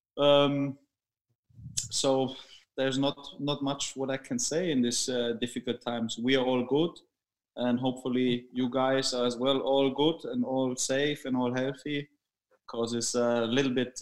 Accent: ST Cheyenn, Bavaria, Germany; English is a second language; moved away as an adult; also born or lived in England; I started in my hometown called ST Cheyenn, where my dad was my coach in the under 9, under 10s.

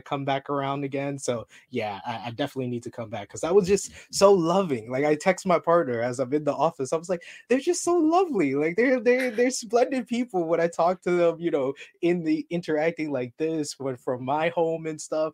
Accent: New York, United States; I'm from New York. All we have is museums there

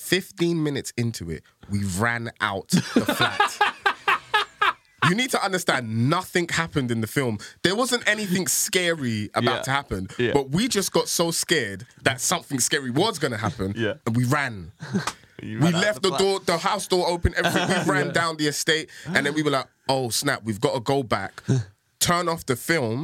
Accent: London, United Kingdom; I grew up in Tottenham

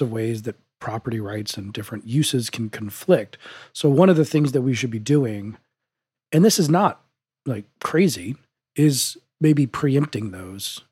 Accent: Denver, Colorado, United States; my hometown of Denver

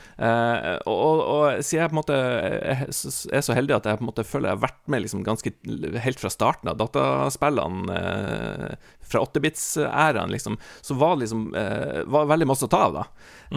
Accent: Northern Norway, Norway; der jeg vokste opp, Nord-Norge

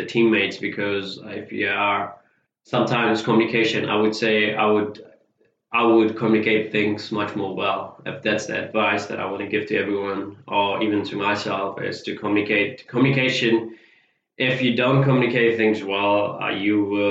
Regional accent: Fiji; now in New Zealand; I'm originally from Fiji. When I came to New Zealand, I started off as a paper distributor

